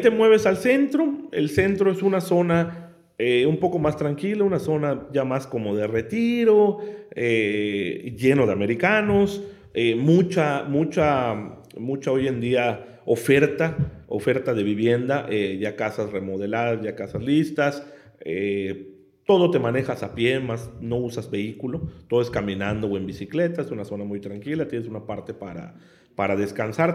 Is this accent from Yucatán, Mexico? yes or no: yes; Yucatán, Mexico; yo soy yucateco